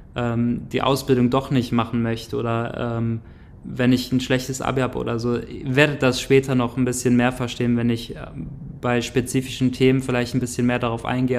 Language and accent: German; Grevenbroich, North Rhine-Westphalia, Germany; also born or lived in Neukirchen; ich bin äh, aufgewachsen in einem kleinen Dorf in der Nähe von Grevenbruch. Grevenbruch ist so ja, eine kleinere Stadt, die in der Nähe von Düsseldorf ist